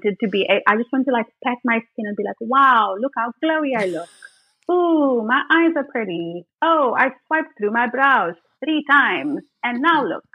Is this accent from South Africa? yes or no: yes; Port Elizabeth, Eastern Cape, South Africa; moved away; back in Port Elizabeth, which is my hometown